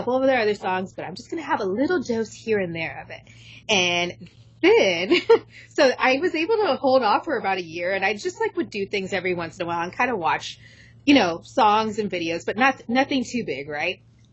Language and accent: English; United States; first language English; we're two Americans